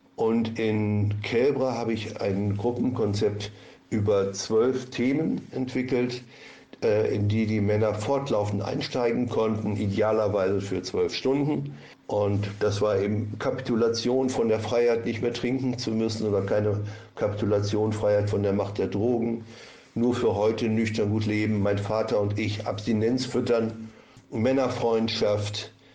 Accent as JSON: {"language": "German", "town": "Lübbecke", "region": "North Rhine-Westphalia", "country": "Germany", "moved": "as an adult", "lives_now": "Wusterwitz, Germany", "said": "musste ich meine Heimat in Ostwestfalen verlassen, in Lübbecke, und habe ein Wanderleben als Therapeut geführt"}